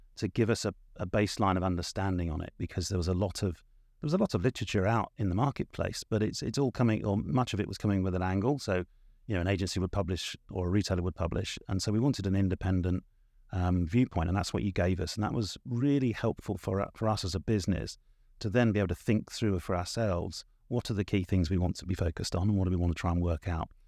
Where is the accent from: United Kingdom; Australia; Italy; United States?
United Kingdom; South of England; I am from the South, but it's the South of England